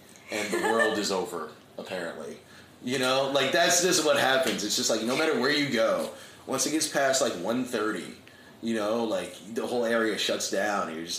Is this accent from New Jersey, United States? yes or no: yes; Scotch Plains, New Jersey, United States; moved away as an adult; now in New York City, United States; I grew up in New Jersey. And I've lived in New York City for 12 years.